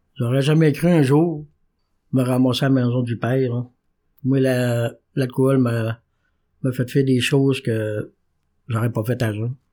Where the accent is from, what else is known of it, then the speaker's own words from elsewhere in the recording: Quebec, Canada; je viens du Saguenay-Lac-Saint-Jean.